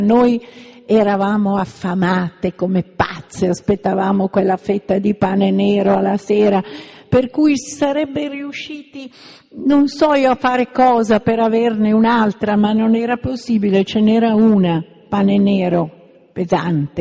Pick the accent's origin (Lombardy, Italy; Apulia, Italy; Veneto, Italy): Lombardy, Italy; Milan; io che sono di Milano